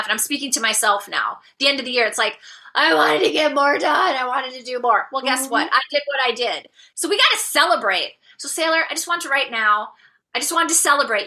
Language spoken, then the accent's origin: English; Minnesota, United States; I come from the land of 10,000 lakes. I live in Minnesota, which is north central United States